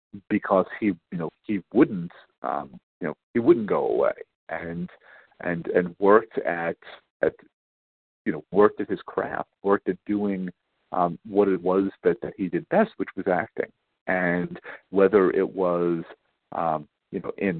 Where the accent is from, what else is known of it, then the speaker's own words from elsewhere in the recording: New York City, New York, United States; I grew up on Staten Island